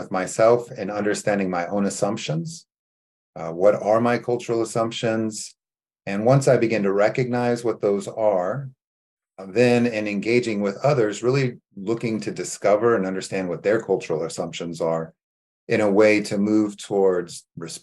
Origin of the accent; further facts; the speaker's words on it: California, United States; moved away as an adult; also born or lived in Beirut, Lebanon; I grew up in California